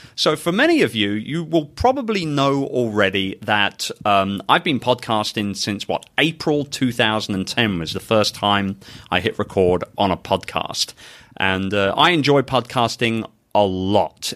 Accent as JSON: {"language": "English", "region": "London", "country": "United Kingdom", "tie": "born or raised there", "moved": "yes", "lives_now": "Philippines", "said": "my hometown of London, England"}